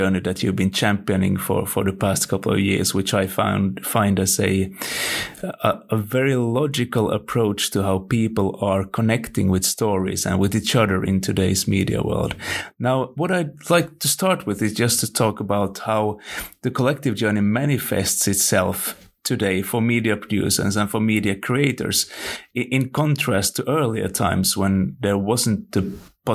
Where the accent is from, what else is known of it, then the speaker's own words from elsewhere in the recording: Finland; I'm from Finland and we don't do the Thanksgiving thing here